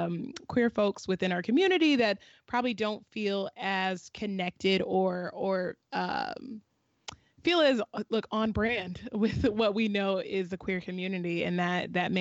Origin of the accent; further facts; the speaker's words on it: Southeastern Virginia, United States; Shayna and I are both from Virginia, but she's from Northern Virginia and I'm from Southeastern Virginia, which are two totally different worlds